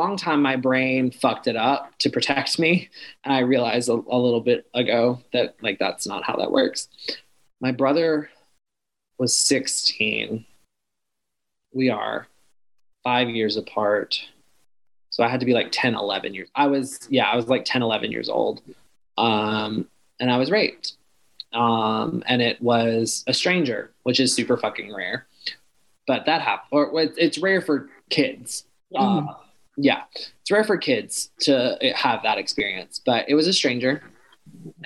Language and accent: English; the South, United States; I was raised in the church. I was raised in the South